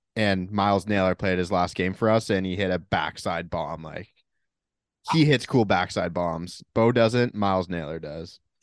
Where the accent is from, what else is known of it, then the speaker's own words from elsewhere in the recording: Toronto, Ontario, Canada; Canadian kid going to American school